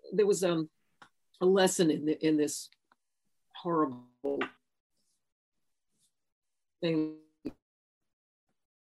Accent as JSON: {"language": "English", "town": "Austin", "region": "Texas", "country": "United States", "tie": "born or raised there", "said": "railroad tracks 2 blocks from my house where I grew up in Austin"}